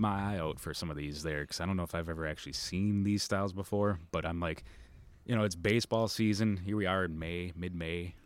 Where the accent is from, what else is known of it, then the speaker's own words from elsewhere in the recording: Midwest, United States; I'm from the Midwest.